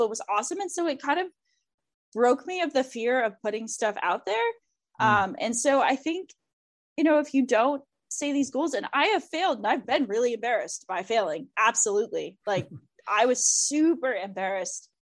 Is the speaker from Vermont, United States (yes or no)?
yes; Vermont, United States; I'm from Vermont. We have these ski academies